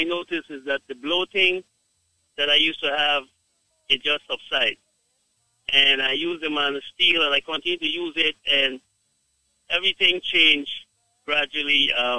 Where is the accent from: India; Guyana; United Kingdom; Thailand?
Guyana; I am from Guyana, but my wife is from Jamaica. So I've been to Jamaica a lot.